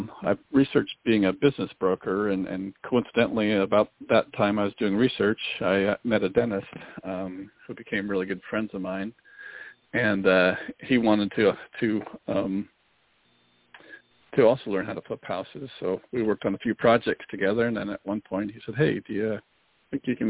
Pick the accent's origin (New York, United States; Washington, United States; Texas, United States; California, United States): Washington, United States; small town on the Canadian border, Pacific Northwest; accent: small Canadian accent; also born or lived in Seattle; I'm from the Pacific Northwest, up in Seattle. I grew up actually right on the Canadian border in a small town. People even sometimes claim I have a small Canadian accent on occasion